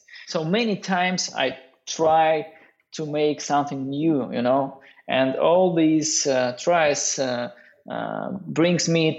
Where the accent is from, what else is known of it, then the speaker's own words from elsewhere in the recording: Norilsk, Krasnoyarsk Krai, Russia; English is a second language; I was born in the Norilsk city. It's, you know, north part of Siberia.